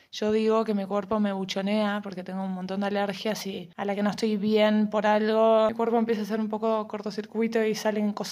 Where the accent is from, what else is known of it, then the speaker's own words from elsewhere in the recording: Argentina; moved away; cuando llegué acá pasé de Argentina, que era moneda corriente, ir a terapia, o sea, toda la familia entera, a que acá sea un tabú.